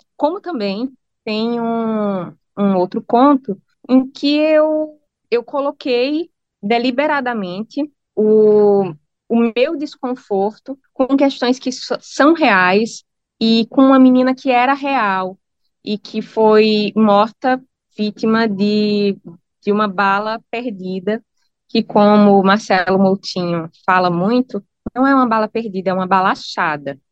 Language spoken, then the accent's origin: Portuguese; Brazil; also born or lived in Norwich; como brasileira que ganha em real